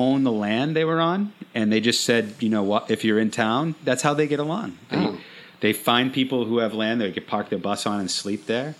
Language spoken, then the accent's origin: English; Rhode Island, United States; And we're originally from Rhode Island, and we're here just to visit.